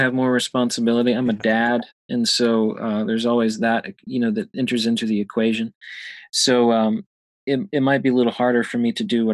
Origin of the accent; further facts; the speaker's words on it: Louisville, Kentucky, United States; I'm from Louisville, Kentucky